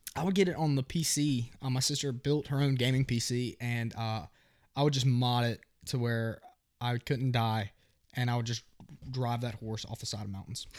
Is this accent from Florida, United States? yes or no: no; New Orleans, Louisiana, United States; I was born in New Orleans